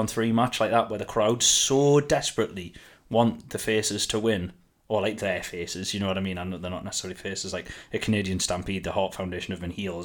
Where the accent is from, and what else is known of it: United Kingdom